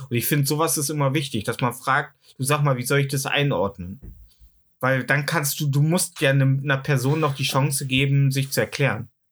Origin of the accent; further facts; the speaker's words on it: East Germany, Germany; Ich sage ja, ich komme aus dem Osten